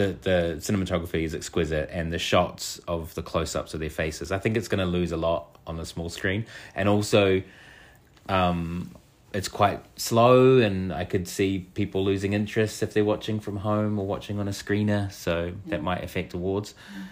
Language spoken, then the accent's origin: English; New Zealand; I, as a queer kid growing up in New Zealand